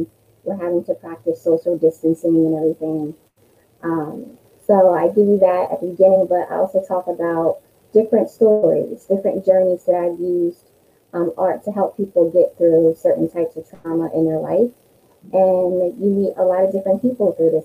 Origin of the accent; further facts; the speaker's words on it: Wilmington, Delaware, United States; I'm from Delaware, born and raised in Wilmington.